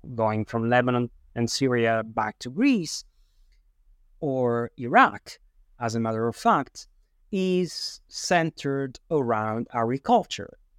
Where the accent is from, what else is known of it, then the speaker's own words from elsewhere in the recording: Sicily, Italy; I was born in Sicily